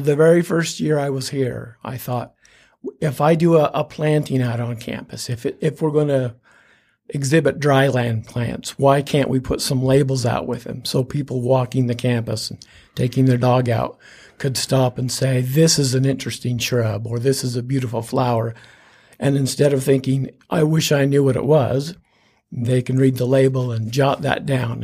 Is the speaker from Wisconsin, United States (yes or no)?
no; Wasatch Front, Utah, United States; also born or lived in Ephraim, Utah; I grew up along the Wasatch Front